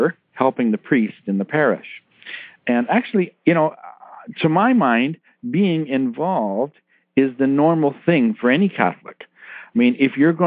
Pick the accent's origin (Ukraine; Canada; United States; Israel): Canada; Toronto, Ontario; I'm originally from Toronto in Canada, and we were one of the first churches in the Toronto area to move the altar